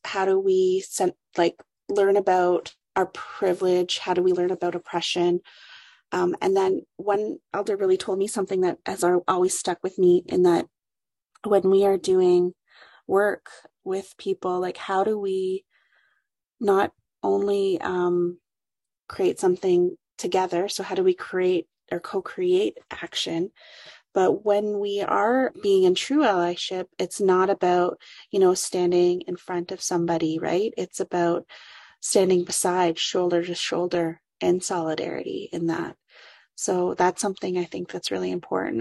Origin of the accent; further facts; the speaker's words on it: Curve Lake First Nation, Ontario, Canada; moved away as an adult; also born or lived in Waterloo Region, Ontario; now in Waterloo, Canada; I come from Curve Lake First Nation. It's a small community north of Peterborough, Ontario.